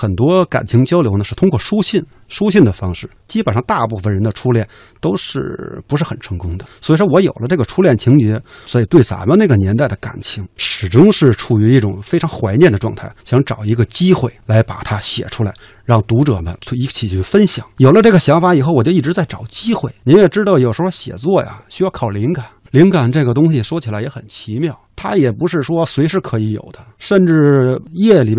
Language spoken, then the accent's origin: Chinese; Beijing, China; 因为我是北京人，我是来自北大的作家编剧 … （括号北京大兴），不是不是北京大学，是北京大兴。